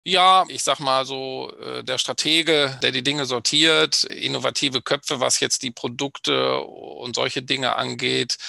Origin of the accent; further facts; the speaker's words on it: Bad Oeynhausen, North Rhine-Westphalia, Germany; komme aus dem schönen Ostwestfalen, bin geboren in Bad Oeynhausen